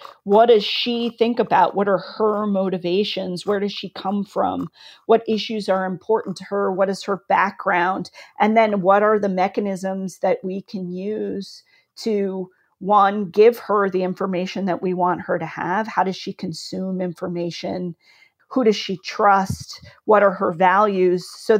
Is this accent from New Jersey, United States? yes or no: no; California, United States; also born or lived in Philippines; So I was born near San Diego. My dad was stationed at Port Hueneme, so we lived near there. And then we moved to the Philippines, where we used to have a military base. And then we moved back to California.